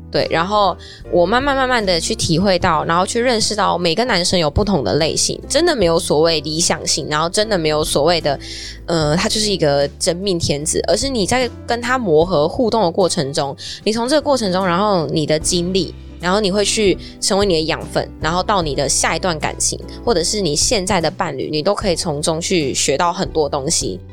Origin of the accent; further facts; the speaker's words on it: Taichung, Taiwan; moved away as an adult; now in Taipei, Taiwan; 我是台中人嘛，然后我上来台北来念大学